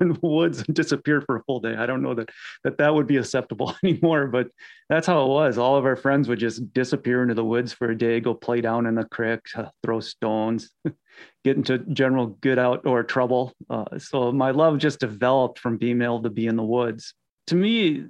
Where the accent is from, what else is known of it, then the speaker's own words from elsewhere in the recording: Iowa, United States; I grew up in Iowa hunting and fishing, hiking